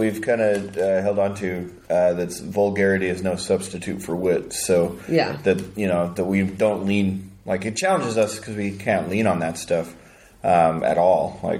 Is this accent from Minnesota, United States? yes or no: no; Utah, United States; It's predominantly Mormon, for sure. I grew up in Utah, not Mormon.